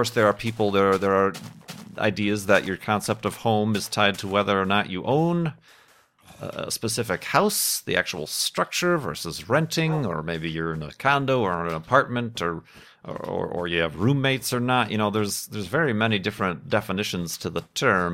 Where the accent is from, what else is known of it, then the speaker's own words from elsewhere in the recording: Chicago, Illinois, United States; moved away as an adult; now in Phoenix, United States; I'm actually originally from, grew up in Chicagoland